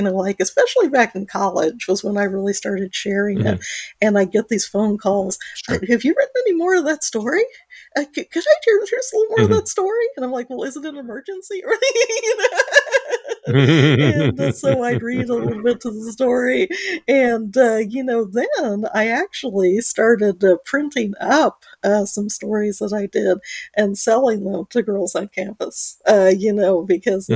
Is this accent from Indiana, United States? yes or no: yes; Muncie, Indiana, United States; I grew up in Munsa, Indiana. I was a farmer's daughter